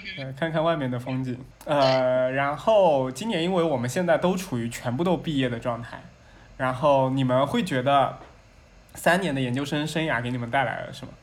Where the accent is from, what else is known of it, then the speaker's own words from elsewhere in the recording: southern China, China; 我是所以南方人